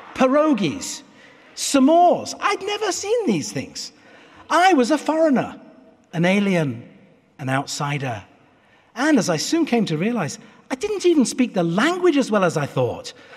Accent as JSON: {"language": "English", "country": "United Kingdom", "tie": "born or raised there", "moved": "as an adult", "lives_now": "United States", "said": "I will always be British as well as American"}